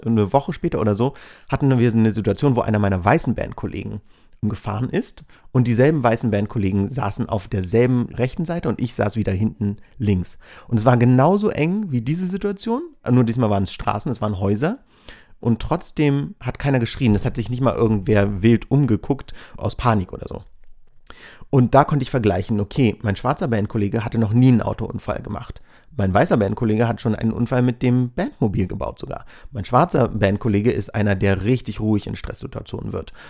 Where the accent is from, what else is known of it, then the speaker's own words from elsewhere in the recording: Berlin, Germany; ich bin aus Berlin.